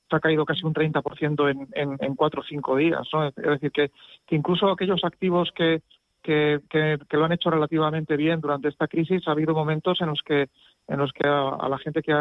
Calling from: Madrid, Community of Madrid, Spain; Hola, buenos días. … de Madrid

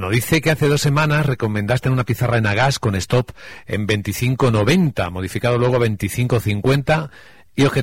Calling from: Valencia, Valencian Community, Spain; de Valencia, muy rápido, voy a ser muy breve.

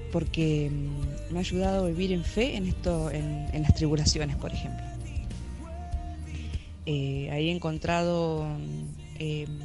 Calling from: Santa Fe, Argentina; Ciudad de las Muchas Aguas, Santa Fe.

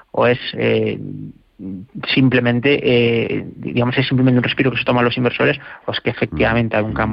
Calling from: Alcalá de Henares, Community of Madrid, Spain; de Alcalá de Henares.

